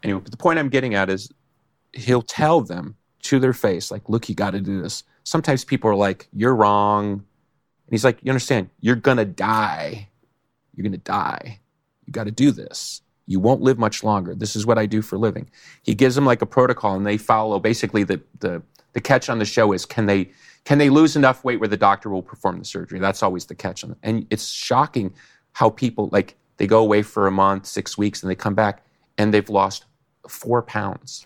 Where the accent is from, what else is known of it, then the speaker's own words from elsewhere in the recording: Chicago, Illinois, United States; I'm from Chicago, so everybody knows me